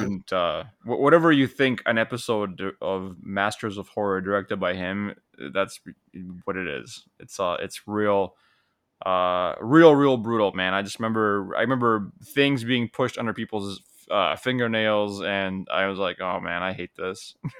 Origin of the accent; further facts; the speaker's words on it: Poland; growing up in Poland